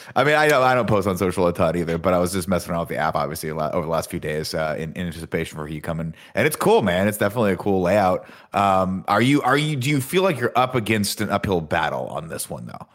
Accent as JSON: {"language": "English", "town": "Riverside", "region": "California", "country": "United States", "moved": "yes", "lives_now": "San Francisco, United States", "said": "people go, \"Where are you from?\" and I go Riverside"}